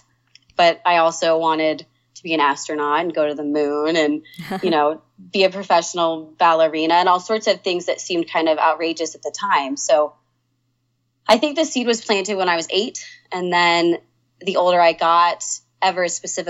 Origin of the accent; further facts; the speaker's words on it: Denver, Colorado, United States; also born or lived in Oklahoma; moved to Denver when I was 5.